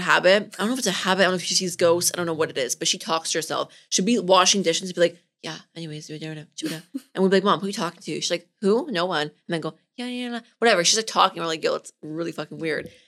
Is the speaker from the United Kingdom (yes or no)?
no; Richmond Hill, Ontario, Canada; also born or lived in Toronto; I'm from Richmond Hill